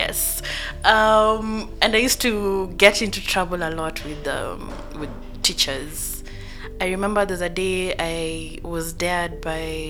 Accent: Nairobi, Kenya; I grew up in Eastlands.

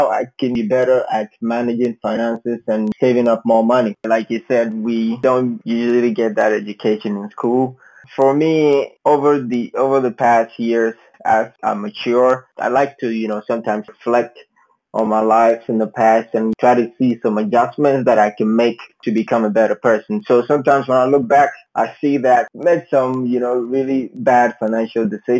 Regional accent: Ghana; moved away as an adult; now in United States; I'm originally from Ghana, and I have been in the United States for a little over 7 years

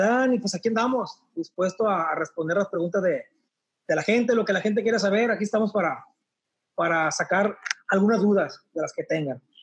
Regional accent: El Verde, Sinaloa, Mexico; also born or lived in Culiacán, Sinaloa; me fui a vivir eh, de Culiacán a los ocho años a un pueblo que se llama El Verde Concordia.

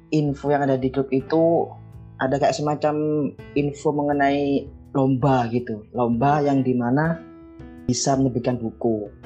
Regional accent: Mojokerto, East Java, Indonesia; Asal saya dari Mojokerto Jawa Timur.

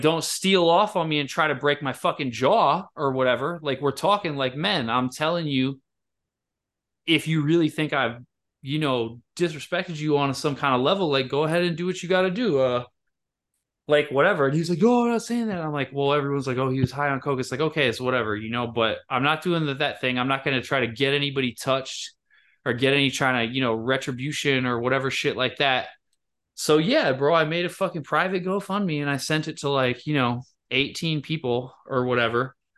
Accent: Michigan, United States; moved away; my hometown in Michigan

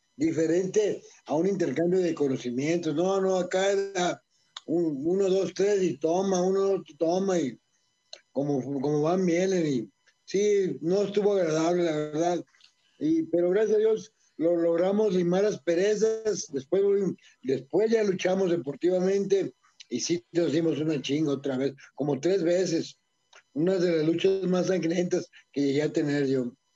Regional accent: Guadalajara, Jalisco, Mexico; moved away; fui a mi tierra, a Guadalajara

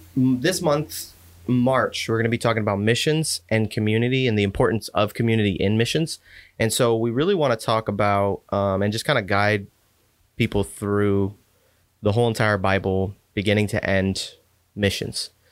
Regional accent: Texas, United States; I grew up in Texas

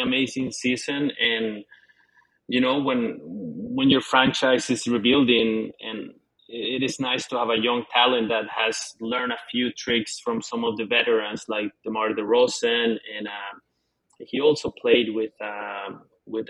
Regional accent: Canada; I'm Canadian

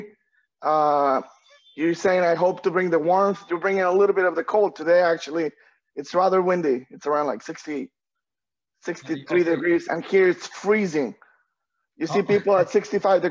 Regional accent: Guadalajara, Jalisco, Mexico; moved away as an adult; now in La Paz, Mexico; I'm originally from Guadalajara, Mexico. I was born and raised in Mexico my whole youth

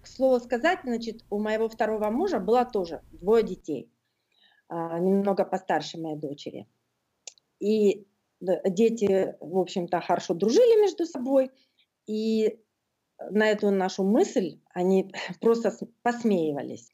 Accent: Norilsk, Krasnoyarsk Krai, Russia; moved away as an adult; now in Sydney, Australia; я норильская аборигенка

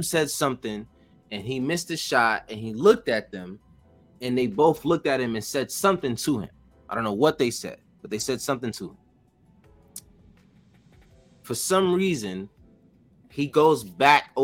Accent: New York City, New York, United States; I'm from Wagner Projects in Harlem

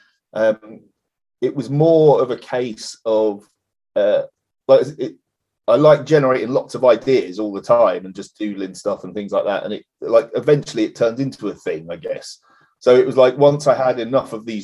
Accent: Parson Drove, East of England, United Kingdom; now in Norfolk, United Kingdom; we grew up in the Fens, the deepest, darkest Fens, a place called Parson Drove

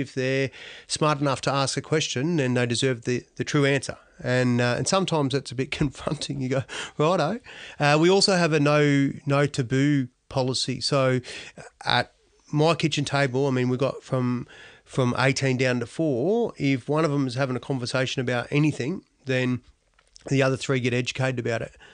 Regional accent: Australia; also born or lived in Donald; We ended up living in Tokemal. So Tokemal was my home

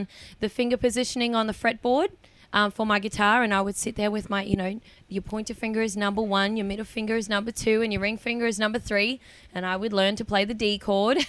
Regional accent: north Queensland, Australia; moved away; my hometown

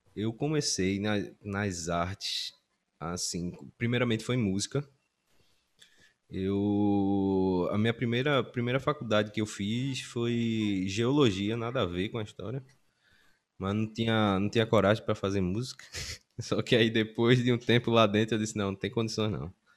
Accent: Recife, Pernambuco, Brazil; also born or lived in Timbaúba, Pernambuco / Aliança, Pernambuco; eu nasci em Timbaúba, na zona da Mata Norte. E mas desde sempre eu moro aqui em Recife.

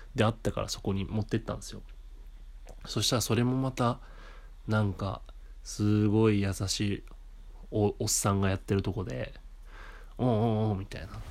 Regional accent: Japan; moved away as an adult; now in Tokyo, Japan; そういうところで生まれ育ってて

